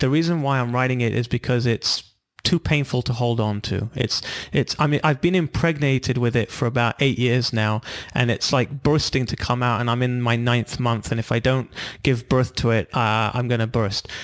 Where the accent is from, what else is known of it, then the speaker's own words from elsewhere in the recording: London, United Kingdom; moved away as an adult; also born or lived in Israel / California; I'm from London originally. We moved to California